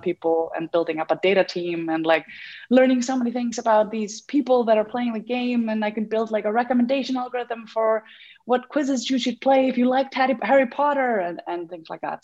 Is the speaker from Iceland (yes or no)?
yes; Iceland; I came back home and uh, to Iceland. I'm from Iceland